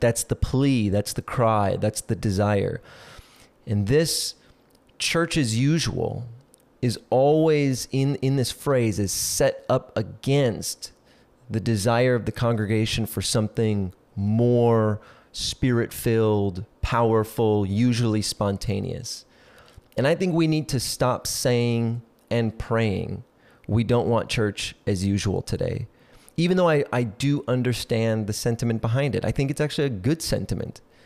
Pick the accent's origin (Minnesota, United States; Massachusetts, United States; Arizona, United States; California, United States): Minnesota, United States; South Central; I grew up in South Central Minnesota